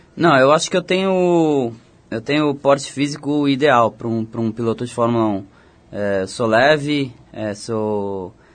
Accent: Botucatu, São Paulo, Brazil; eu fui pra, pra Botucatu, eu ah. tinha 5 anos de idade, eu nasci em São Paulo, mas fui pra lá, eu tinha 5 anos de idade e cresci lá.

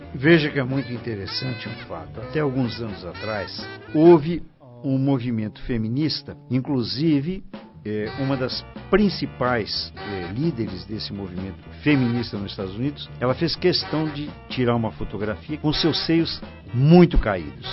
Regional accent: Brazil

